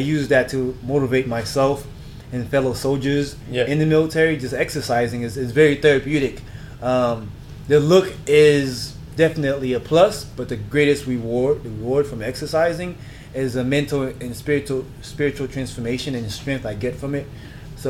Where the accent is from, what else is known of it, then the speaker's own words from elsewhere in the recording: South Florida, United States; moved away as an adult; also born or lived in Haiti / Germany; now in Los Angeles, United States; I was born in Haiti, grew up in South Florida, Miami Beach, Boca Raton, if you guys have been to Florida. I'm a Florida